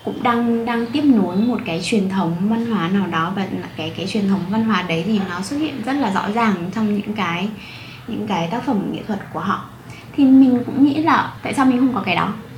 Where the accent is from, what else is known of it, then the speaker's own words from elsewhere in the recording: Vietnam; moved away; em là người Việt Nam duy nhất ở trong lớp